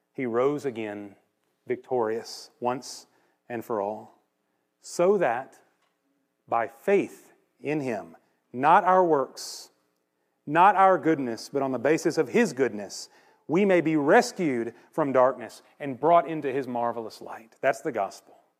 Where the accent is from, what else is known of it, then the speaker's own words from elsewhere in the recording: Conroe, Texas, United States; when I was growing up in Conroe Church of Christ